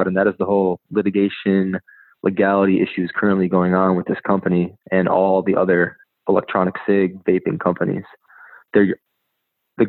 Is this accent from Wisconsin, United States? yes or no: yes; Wisconsin, United States; I'm from Wisconsin